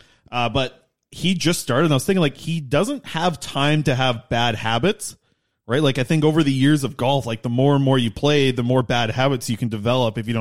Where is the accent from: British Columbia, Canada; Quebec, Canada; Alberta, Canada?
British Columbia, Canada; Nanaimo; growing up in Nanaimo